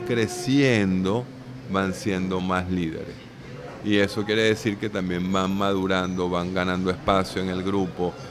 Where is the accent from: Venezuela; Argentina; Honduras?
Venezuela